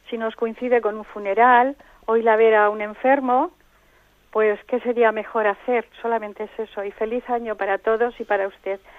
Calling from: Palencia, Castile and León, Spain; buenos días monseñor … de Palencia

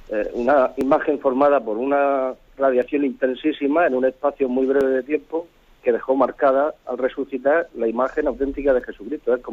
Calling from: Tres Cantos, Community of Madrid, Spain; de Tres Cantos.

